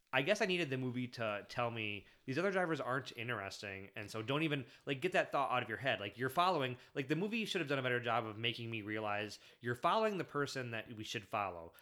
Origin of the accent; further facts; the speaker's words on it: Michigan, United States; I grew up in Michigan, but I didn't, I didn't grow up around Detroit